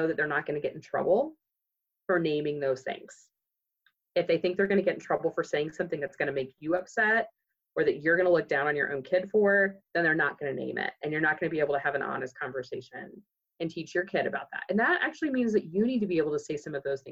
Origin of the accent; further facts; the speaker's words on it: Moore, Oklahoma, United States; I grew up in Moore, Oklahoma